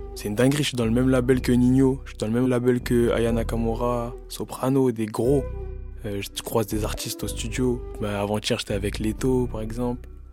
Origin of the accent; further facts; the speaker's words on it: Bobigny, Île-de-France, France; Bobigny, c'est chez moi, c'est ma maison. C'est là où j'ai grandi